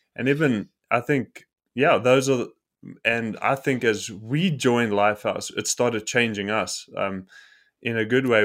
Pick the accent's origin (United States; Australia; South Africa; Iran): South Africa; I am from South Africa, and a South African